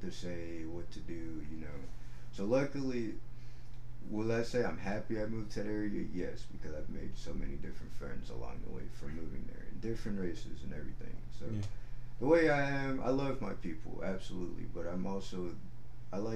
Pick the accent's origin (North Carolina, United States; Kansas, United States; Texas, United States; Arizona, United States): Texas, United States; Houston; And I'm from the Alden area. There's these apartments called Haverstock Hills. So, like, if you're from Houston